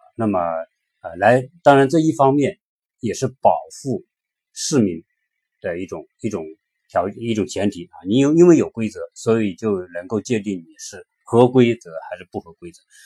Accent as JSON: {"language": "Chinese", "country": "China", "said": "我们作为一个中国人"}